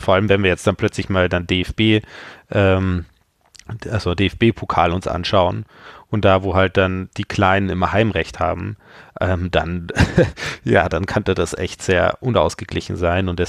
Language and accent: German; Regensburg, Bavaria, Germany; also ich komme ja ursprünglich aus Regensburg und da war Sandhausen immer ein Problem.